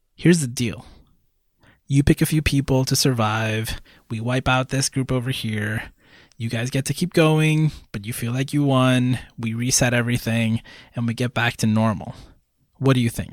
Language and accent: English; Puerto Rico; I was born in Puerto Rico, that I'm Puerto Rican